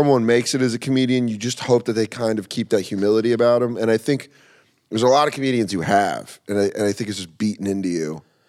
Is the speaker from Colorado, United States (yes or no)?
yes; Aurora, Colorado, United States; now in New York, United States; Yeah, I grew up in Aurora.